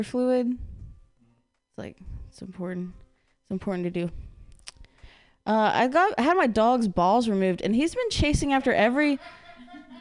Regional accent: Midwest, United States; now in San Francisco, United States; I grew up in the Midwest, so it's not cool over there

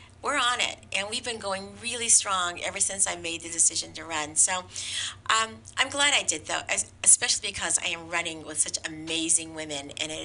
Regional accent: San Francisco, California, United States; I am a fourth generation Chinese American San Franciscan

